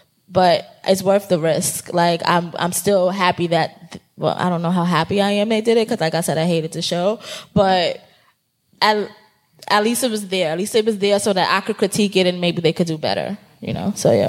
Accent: New York, United States; like, we are both from New York, and her and I sound very different because of the different places of New York that we are from, you know?

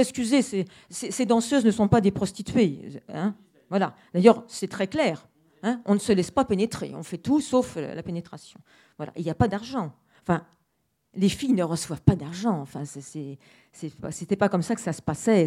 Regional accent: Paris, Île-de-France, France; je suis parisienne

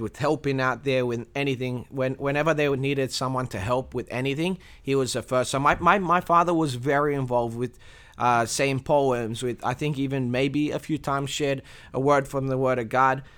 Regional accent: Australia; I was born in Australia, um, in a Christian family. I'm Romanian

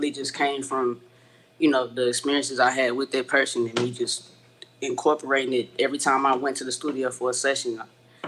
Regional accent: Fort Worth, Texas, United States; I'm from Fort Worth, Texas.

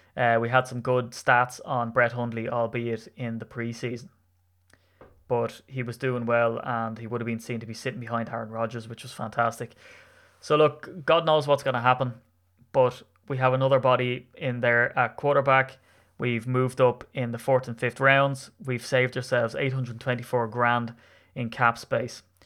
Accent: Ireland; as an Irishman

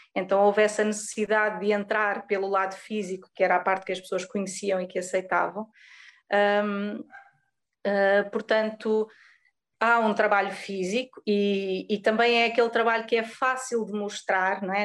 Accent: Pico Island, Azores, Portugal; moved away as an adult; also born or lived in Lisbon; now in Algarve, Portugal; eu sou da Ilha do Pico, do arquipélago dos Açores.

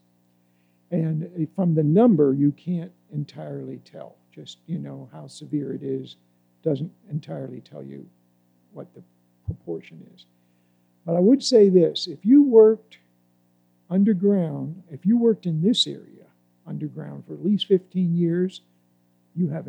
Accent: Altoona, Pennsylvania, United States; I grew up in Altoona, Pennsylvania

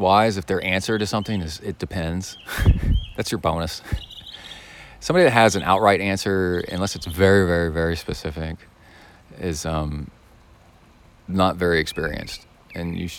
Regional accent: Texas, United States; accent: Texas; my Texas accent

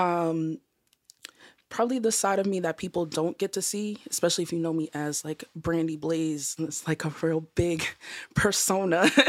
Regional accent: Boston, Massachusetts, United States; also born or lived in Georgia; I'm from Boston

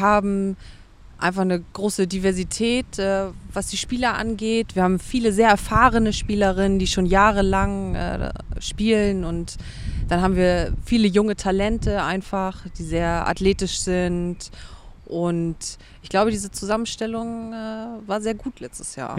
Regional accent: Schönberg, Mecklenburg-Vorpommern, Germany; moved away as an adult; now in Hamburg, Germany; Ursprünglich komme ich aus Mecklenburg-Vorpommern

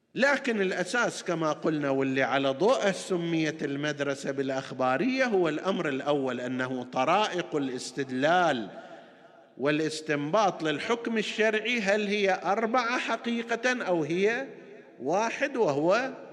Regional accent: Qatif, Eastern Province, Saudi Arabia; عندنا في القطيف ومناطقها المختلفه

